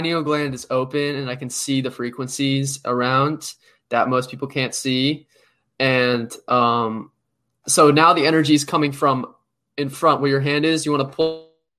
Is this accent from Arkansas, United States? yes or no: no; New York City, New York, United States; I was born in Brooklyn